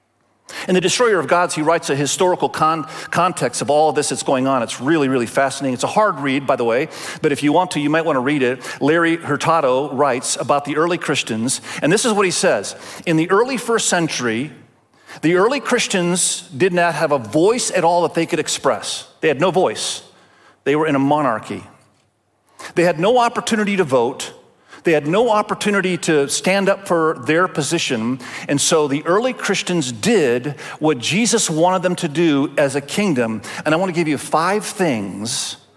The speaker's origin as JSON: {"language": "English", "country": "Indonesia", "tie": "born or raised there", "said": "Many of you know, my wife and I, we grew up in Asia. I grew up in Indonesia, and my wife grew up in Cambodia."}